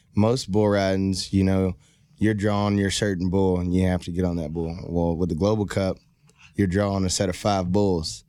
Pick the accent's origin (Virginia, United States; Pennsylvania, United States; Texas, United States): Texas, United States; Rockdale; also born or lived in Baytown, Texas; I'm originally from a small town called Rockdale, Texas